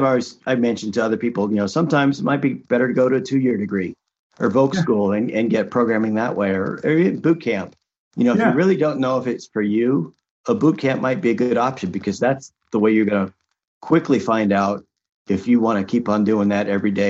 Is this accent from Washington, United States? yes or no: yes; Seattle, Washington, United States; And I grew up in the Seattle area, so I wasn't too far from Microsoft.